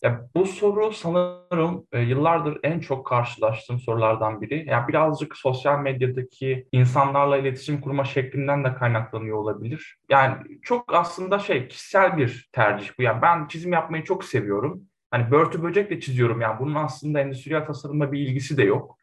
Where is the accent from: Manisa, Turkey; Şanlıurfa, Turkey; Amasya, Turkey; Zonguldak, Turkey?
Zonguldak, Turkey; Zonguldak doğumluyum